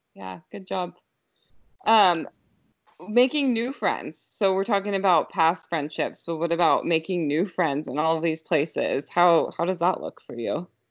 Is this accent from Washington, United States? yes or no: yes; Yelm, Washington, United States; growing up in this area, because I grew up in Yelm